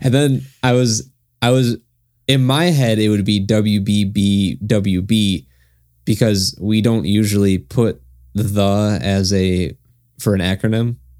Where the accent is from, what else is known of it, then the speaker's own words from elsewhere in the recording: United States; being American, not understanding German